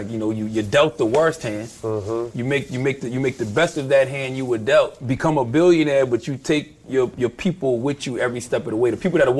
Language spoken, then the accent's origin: English; Southern United States, United States; I come from the South. I was into, like, the gritty, grimy stuff